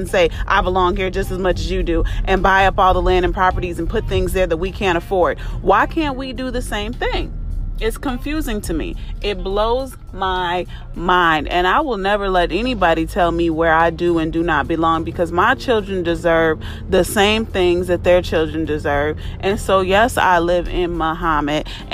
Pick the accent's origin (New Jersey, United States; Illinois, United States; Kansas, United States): Illinois, United States; Carpentersville; I was raised in Carpentersville, Illinois